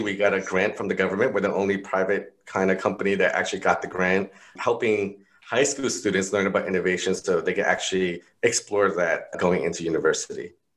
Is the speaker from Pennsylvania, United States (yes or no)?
no; New York, United States; I'm growing up in New York